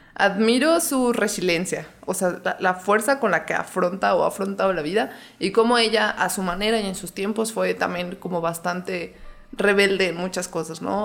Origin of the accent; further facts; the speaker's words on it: León, Guanajuato, Mexico; yo nací aquí en León, Guanajuato